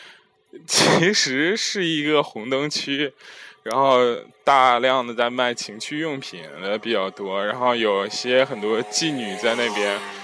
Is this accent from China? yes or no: yes; China; 我们中国人都要去一下这拉巴叶啊